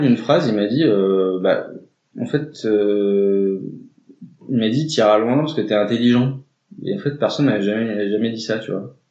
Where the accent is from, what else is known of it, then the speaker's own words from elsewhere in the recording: Drôme valley, Auvergne-Rhône-Alpes, France; moved away as an adult; also born or lived in Valence; now in Grenoble, France; moi j'ai grandi à la campagne, euh, donc euh, dans la vallée de la Drôme, un petit village qui s'appelle Heure